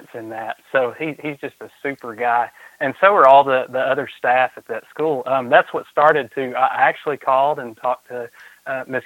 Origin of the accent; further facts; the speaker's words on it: Chattanooga, Tennessee, United States; moved away as an adult; now in Kingsport, United States; I'm originally from the Chattanooga area, but I met my wife and I moved up here